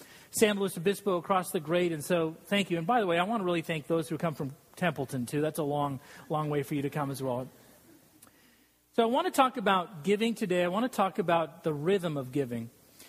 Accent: Scotland, United Kingdom; And I'm Scottish, so it's usually like 18%.

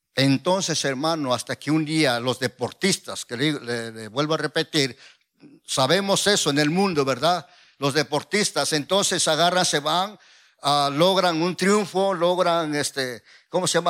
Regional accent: Oaxaca, Mexico; soy de Oaxaca

